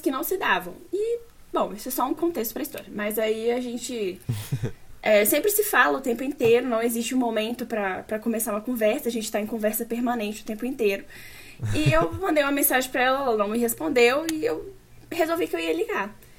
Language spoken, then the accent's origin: Portuguese; Brasília, Federal District, Brazil; nascida e criada em Brasília.